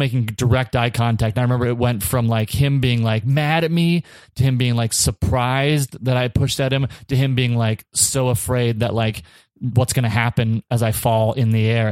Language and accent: English; Minnesota, United States; we're from Minnesota